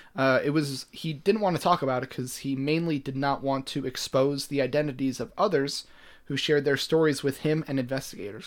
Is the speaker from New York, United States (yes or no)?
yes; Buffalo, New York, United States; we're from Buffalo originally.